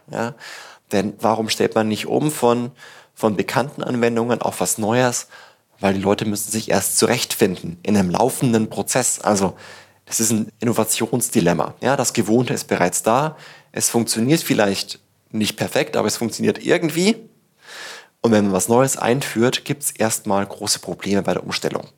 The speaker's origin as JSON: {"language": "German", "town": "Tirschenreuth", "region": "Bavaria", "country": "Germany", "tie": "born or raised there", "moved": "yes", "lives_now": "Berlin, Germany", "said": "in Tirschenreuth, wo ich herkomme"}